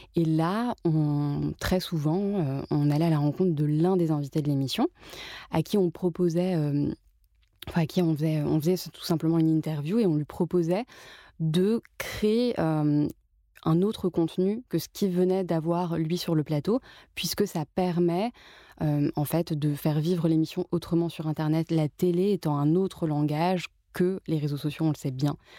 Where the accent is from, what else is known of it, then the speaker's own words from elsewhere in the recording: Paris, Île-de-France, France; je suis née, j'ai grandi à Paris